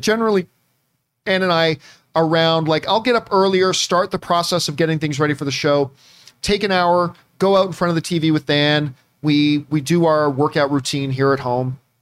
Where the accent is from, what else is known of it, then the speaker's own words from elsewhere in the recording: Hamilton, Ontario, Canada; my hometown is Hamilton, Ontario, Canada, the Hammer